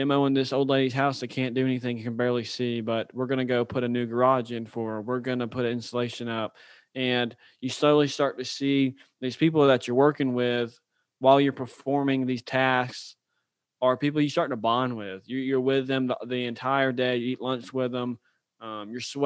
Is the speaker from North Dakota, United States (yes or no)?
no; Birmingham, Alabama, United States; moved away as an adult; also born or lived in Auburn, Alabama; now in Louisiana, United States; I'm from Birmingham, Alabama. Grew up, went to the Oak Mountain school system